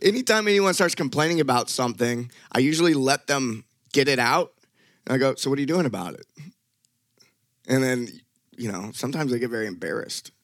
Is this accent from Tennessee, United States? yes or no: yes; Memphis, Tennessee, United States; moved away; I grew up in Memphis, Tennessee, and it was a little hood